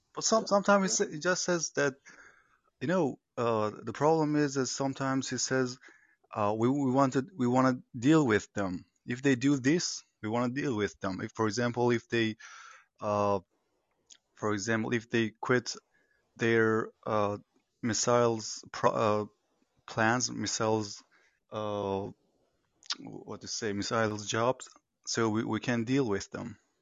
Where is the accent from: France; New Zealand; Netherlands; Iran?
Iran; I'm from Iran